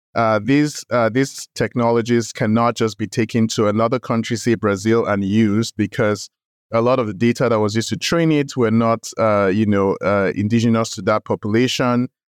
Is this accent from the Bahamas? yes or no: no; Nigeria; moved away as an adult; also born or lived in United States; I grew up in Nigeria, went to medical school in Nigeria.